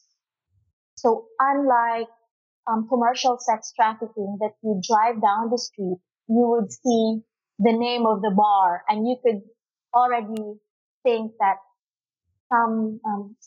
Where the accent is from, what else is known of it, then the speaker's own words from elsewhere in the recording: Cebu City, Central Visayas, Philippines; I've been here since I was born, and I grew up in Cebu